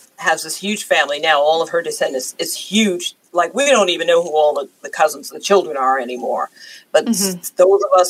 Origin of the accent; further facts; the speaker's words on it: New York, United States; now in the South, United States; I was born and raised in New York